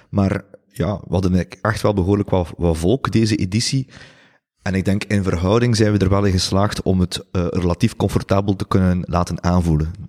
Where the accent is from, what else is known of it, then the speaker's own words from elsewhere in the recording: Ghent, Flanders, Belgium; ik denk dat we dat soms onderschatten als, als Gentenaars